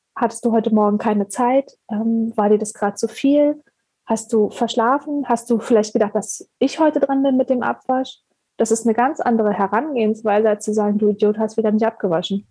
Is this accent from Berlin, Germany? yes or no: yes; Berlin, Germany; ich komme ursprünglich aus Berlin